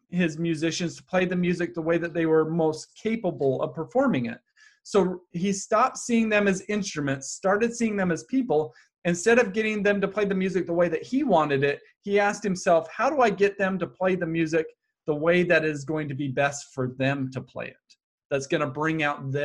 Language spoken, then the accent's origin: English; Happy Valley, Utah, United States; I grew up in Happy Valley, Utah